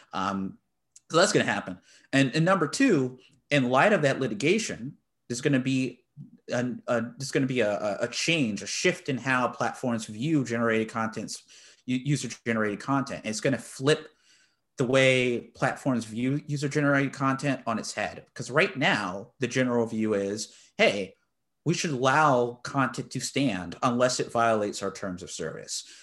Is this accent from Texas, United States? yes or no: yes; Texas, United States; I'm from the great state of Texas.